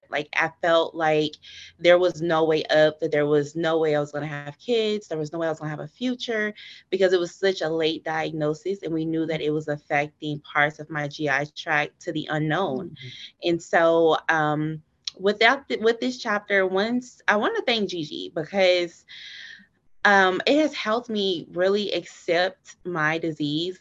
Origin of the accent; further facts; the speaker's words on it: Dallas, Texas, United States; I'm actually from Dallas, Texas, born and raised